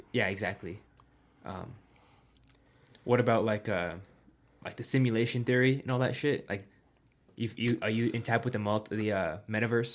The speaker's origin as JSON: {"language": "English", "region": "Colorado", "country": "United States", "tie": "born or raised there", "said": "growing up in Colorado"}